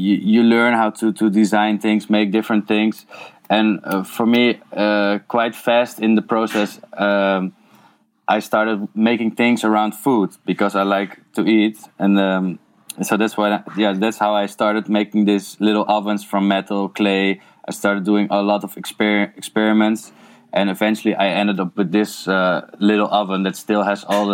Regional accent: a village next to Amsterdam, North Holland, Netherlands; English is a second language; moved away as an adult; now in Eindhoven, Netherlands; I was born in Amsterdam, and then I grew up in a village next to it

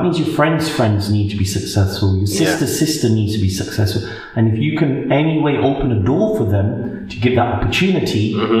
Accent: England, United Kingdom; if we're from England?

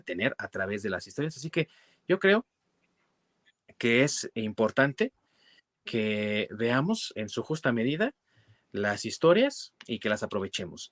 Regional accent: Mexico; representaciones de nuestra infancia como mexicanos

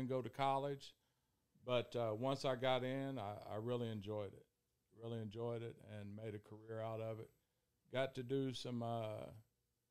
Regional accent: Ohio, United States; moved away as an adult; I'm originally from Ohio, small town in Ohio, about the size of Dixon

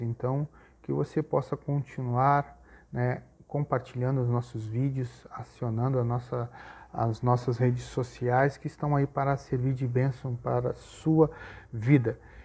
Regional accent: Gaúcho, Rio Grande do Sul, Brazil; como nós gaúchos dizemos aqui

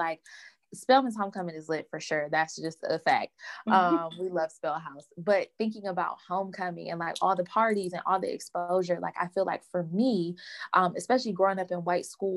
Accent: Detroit, Michigan, United States; I was born and raised in Detroit, Michigan. Loved it. I'm a D-town girl

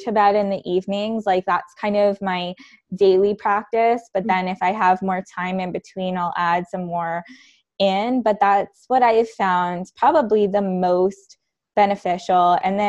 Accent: Canada; I'm Canadian

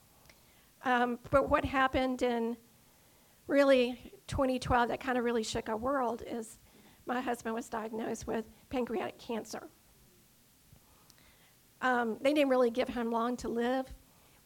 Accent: Dunwoody, Georgia, United States; also born or lived in Atlanta; I was born in Atlanta and was raised in Dunwoody, so I'm very local.

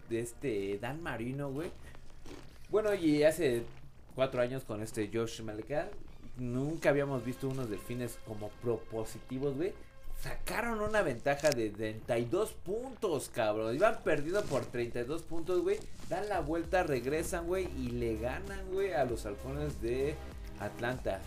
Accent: Mexico

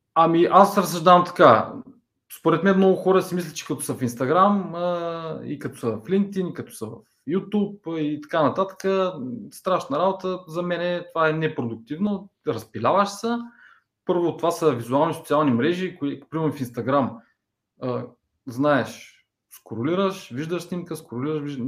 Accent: Ruse, Ruse Province, Bulgaria; moved away as an adult; now in Plovdiv, Bulgaria; родом съм от Турсе, в момента живея в Пловдив, може би от 7 години

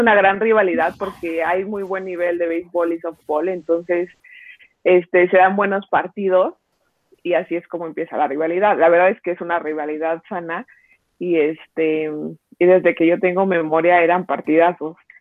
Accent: Mexico City, Mexico; yo soy de aquí de la Ciudad de México

